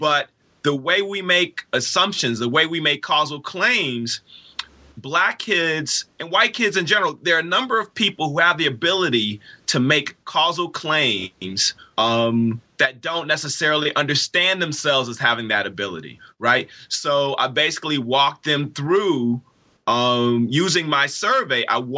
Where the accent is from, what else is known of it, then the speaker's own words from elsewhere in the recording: Inkster, Michigan, United States; also born or lived in Detroit; So I am a native Detroiter. I was born in Detroit. I was raised in a poor working class suburb of Detroit called Inkster.